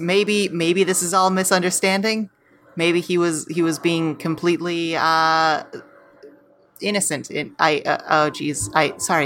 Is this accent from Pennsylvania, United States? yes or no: yes; Pittsburgh, Pennsylvania, United States; moved away as an adult; now in Los Angeles, United States; I am from Pittsburgh